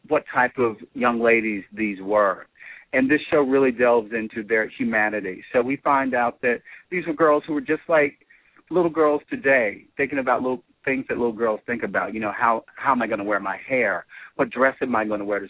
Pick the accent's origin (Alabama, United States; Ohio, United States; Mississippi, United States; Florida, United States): Alabama, United States; Birmingham; I was born in Birmingham in 1963, not too far from where the bombing actually took place.